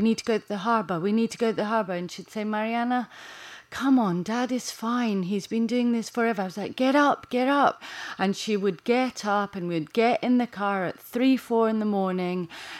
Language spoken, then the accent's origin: English; Chania, Crete, Greece; I mean, I'm from Chania, which is in the northwest. Heraklio is the biggest one.